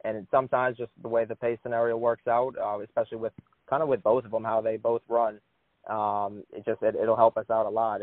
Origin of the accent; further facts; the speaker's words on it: Metairie, Louisiana, United States; I'm from Metairie, Louisiana, so about 5 minutes outside, 5-10 minutes outside of Fairgrounds